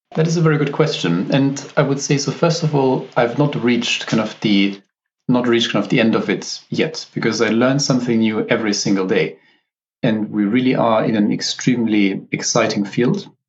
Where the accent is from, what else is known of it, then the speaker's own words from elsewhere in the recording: Southern Germany, Germany; moved away; also born or lived in Oxford, United Kingdom; I'm from Germany originally. So, I grew up kind of in the very southern part of the country